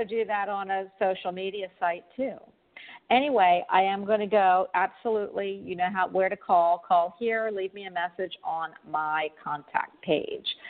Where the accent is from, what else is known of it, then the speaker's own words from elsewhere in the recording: Florida, United States; I'm from Florida